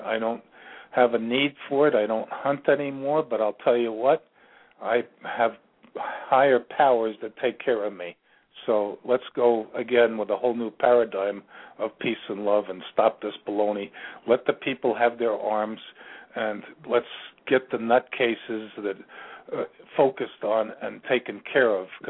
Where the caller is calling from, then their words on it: Virginia, United States; I'm calling from Virginia.